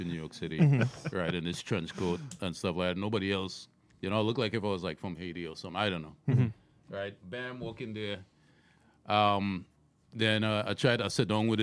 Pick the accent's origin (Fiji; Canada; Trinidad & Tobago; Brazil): Trinidad & Tobago; moved away as an adult; now in United States; Left my home country of Trinidad, came to America.